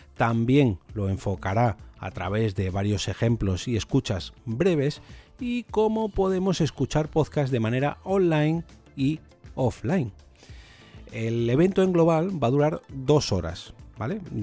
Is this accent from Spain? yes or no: yes; Madrid, Community of Madrid, Spain; como madrileño, pues tengo el galego un poquito oxidado.